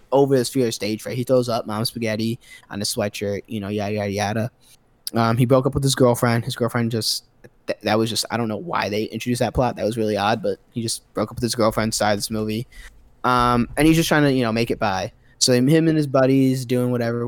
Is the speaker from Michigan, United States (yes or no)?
yes; Michigan, United States; I'm from Michigan